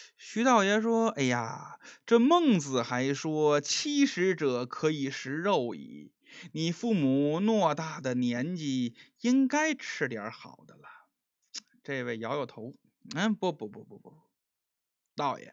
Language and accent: Chinese; Beijing, China; accent: Beijing dialect; 用我们北京话讲